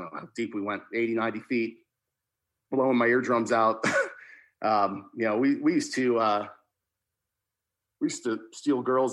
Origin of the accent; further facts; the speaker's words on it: New Jersey, United States; moved away; I grew up in New Jersey, along the beach down South Jersey